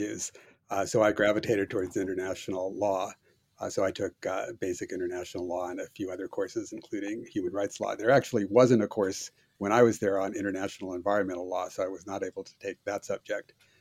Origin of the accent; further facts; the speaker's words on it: Seattle, Washington, United States; moved away as an adult; also born or lived in Cambridge, Massachusetts / Cambridge, England; I grew up in Seattle, Washington.